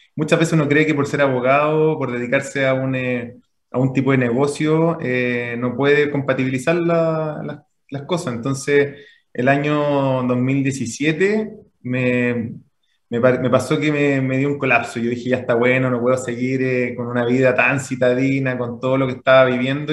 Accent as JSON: {"language": "Spanish", "town": "Santiago", "region": "Santiago Metropolitan Region", "country": "Chile", "tie": "born or raised there", "also_born_or_lived": "Puente Alto", "said": "nacido y criado en Santiago"}